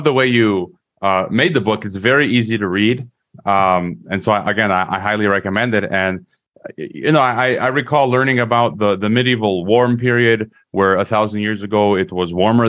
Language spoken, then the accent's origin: English; Chicago, Illinois, United States; my hometown, which is Chicago